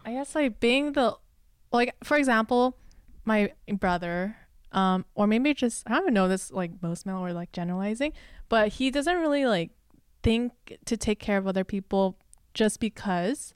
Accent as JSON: {"language": "English", "town": "Los Angeles", "region": "California", "country": "United States", "tie": "born or raised there", "also_born_or_lived": "China / Singapore", "second_language": "English", "said": "born and raised in L A, um, first gen A B C, which is, uh, American, born Chinese"}